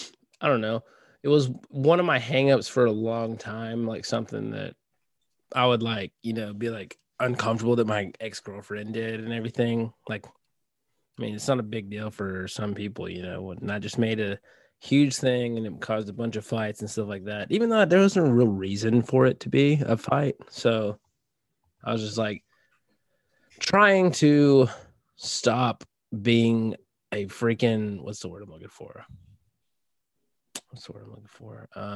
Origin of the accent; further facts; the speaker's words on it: Tennessee, United States; born there; I was born in Tennessee